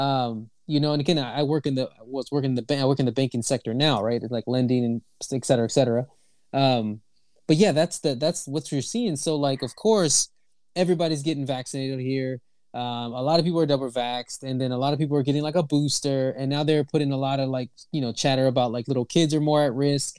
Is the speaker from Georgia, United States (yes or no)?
no; Houston, Texas, United States; moved away as an adult; now in Toronto, Canada; I'm from Texas, right? I'm originally from Houston, Texas